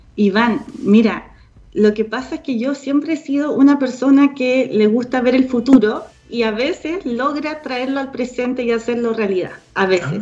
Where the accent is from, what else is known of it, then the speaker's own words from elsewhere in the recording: Punta Arenas, Magallanes and Chilean Antarctica, Chile; mi mamá hizo un videoclub en la casa, en Punta Arenas, porque yo soy de Punta Arenas, magallánica